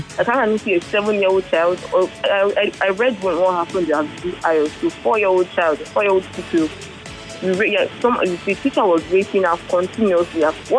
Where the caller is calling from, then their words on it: Ekweda, Lagos, Nigeria; I'm calling from Ekweda.